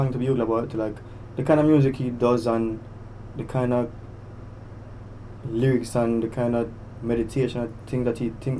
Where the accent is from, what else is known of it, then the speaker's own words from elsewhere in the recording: Jamaica; we come from Jamaica